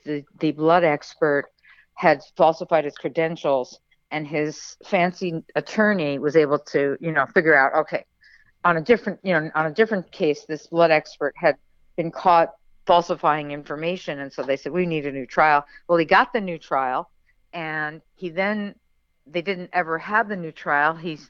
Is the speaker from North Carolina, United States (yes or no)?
no; Long Island, New York, United States; moved away; also born or lived in Kentucky; we're both Long Island girls. So even though I left Long Island a long time ago, I returned and, being from Long Island and growing up on Long Island, you can't get that out of your blood.